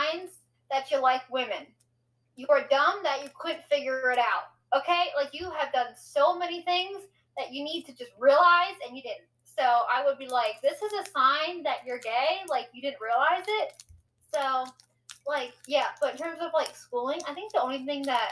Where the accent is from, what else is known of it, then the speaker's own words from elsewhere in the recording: United States; accent: American; as you can tell by my accent, I am American, so I live in the States here